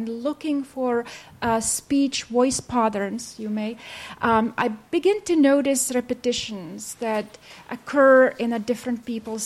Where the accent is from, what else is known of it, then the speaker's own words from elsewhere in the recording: Czechia; also born or lived in Baltimore, United States; I was from Czech, so people I worked with are mostly from Czech side